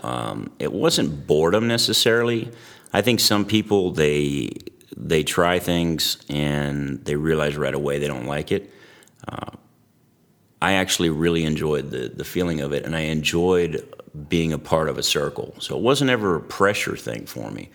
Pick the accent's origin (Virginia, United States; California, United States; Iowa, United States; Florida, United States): California, United States; Antioch; when I was a kid, I grew up in the East Bay Area, uh, little town called Antioch along the Delta